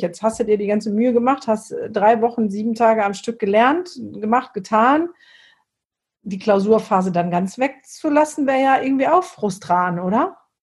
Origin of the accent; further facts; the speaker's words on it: Essen, North Rhine-Westphalia, Germany; moved away; also born or lived in Mülheim an der Ruhr; ich komme ja eigentlich aus dem Pott. Also ich bin ja im Essen, Mülheim und Essen groß geworden